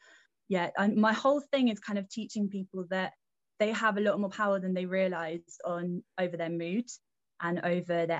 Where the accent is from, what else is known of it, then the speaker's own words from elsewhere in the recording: Somerset, South West England, United Kingdom; moved away as an adult; now in London, United Kingdom; I'm in Somerset at the moment, which is my hometown. It's quite a small town, and that's where I grew up.